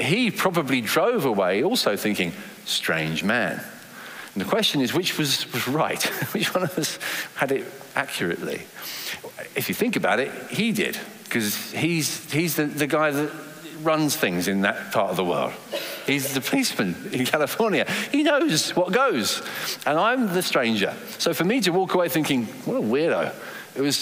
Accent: England, United Kingdom; accent: English; I was English from my accent

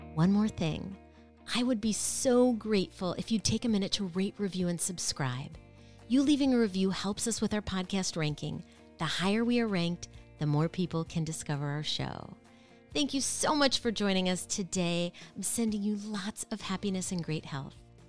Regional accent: Minneapolis, Minnesota, United States; moved away; I love Minneapolis, and I'm from Minneapolis, but I am not in Minneapolis now

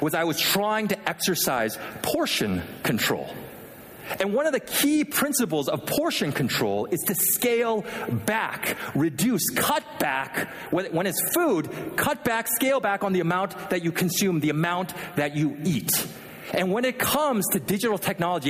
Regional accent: Vancouver, British Columbia, Canada; also born or lived in Philadelphia, United States; now in Michigan, United States; as a kid, I grew up in Vancouver, Canada. Not Vancouver, Washington, but the real Vancouver, Canada

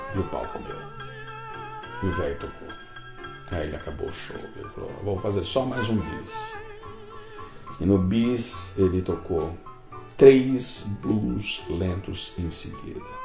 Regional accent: Brazil; eu sou do Brasil Sul da América

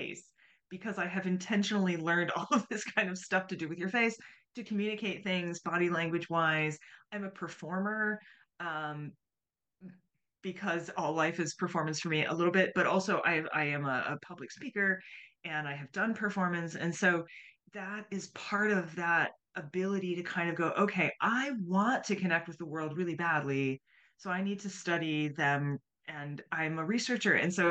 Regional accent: United States

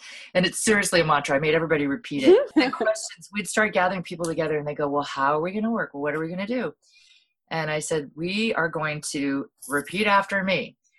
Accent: Hawaii, United States; what really became very apparent to me, particularly through, you know, growing up in Hawaii and seeing how the whole system was working

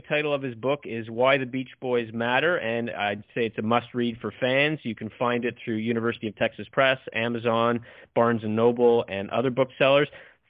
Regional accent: Montreal, Quebec, Canada; now in Toronto, Canada; I grew up in Montreal

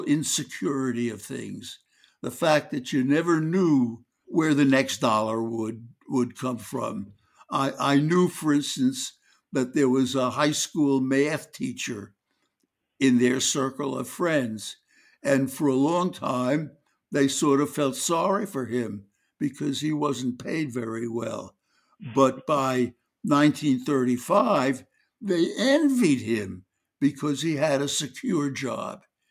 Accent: New York City, New York, United States; moved away as an adult; I grew up in Brooklyn, New York

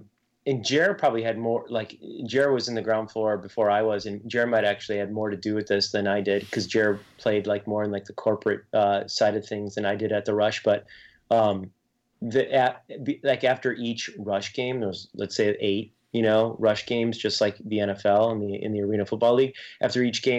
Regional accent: Chicago, Illinois, United States; also born or lived in Denver / Germantown, Maryland / Charlotte, North Carolina; I grew up on the northwest side of Chicago.

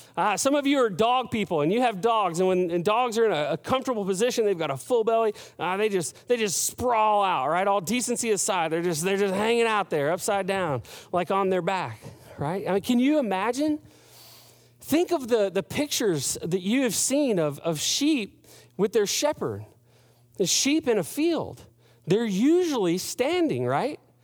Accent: United States; as an American, as a, a, a guy who's grown up in the Western, uh, hemisphere

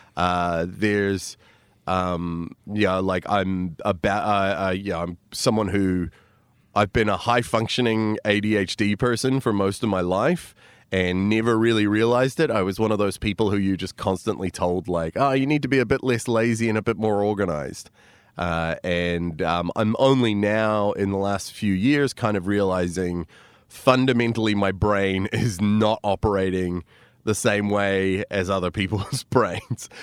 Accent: New Zealand; also born or lived in United States / Chicago; I was born in America, raised in New Zealand, and then I went back and, uh, trained in Chicago

